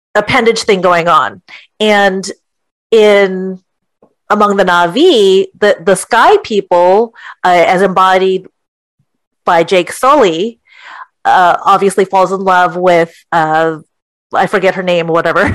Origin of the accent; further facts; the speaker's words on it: California, United States; moved away as an adult; also born or lived in Artesia; now in Florida, United States; I'm originally from California, but my husband and I moved to Florida in 2006